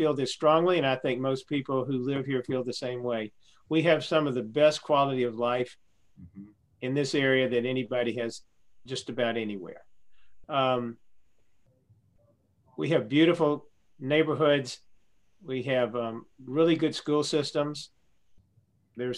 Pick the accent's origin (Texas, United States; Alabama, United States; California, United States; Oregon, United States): Alabama, United States; Birmingham; we say, "Birmingham."